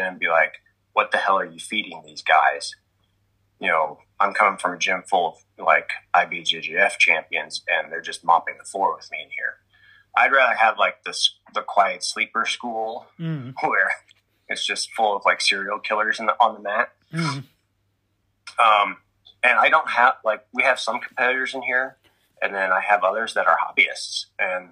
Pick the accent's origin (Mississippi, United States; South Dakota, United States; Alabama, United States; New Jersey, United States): New Jersey, United States; I grew up in New Jersey